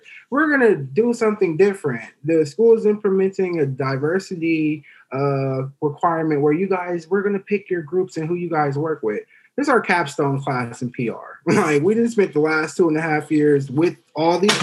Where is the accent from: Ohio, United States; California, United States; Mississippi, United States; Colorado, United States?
California, United States; Oakland; I'm from Oakland